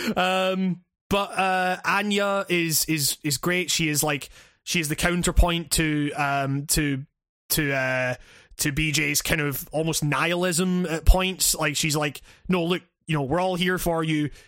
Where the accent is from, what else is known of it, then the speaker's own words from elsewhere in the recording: Scotland, United Kingdom; as a Scottish dude